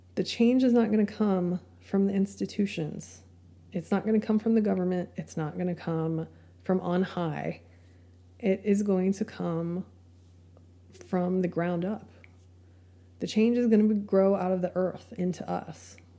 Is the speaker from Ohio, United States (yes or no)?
no; Amarillo, Texas, United States; my hometown of Amarillo, Texas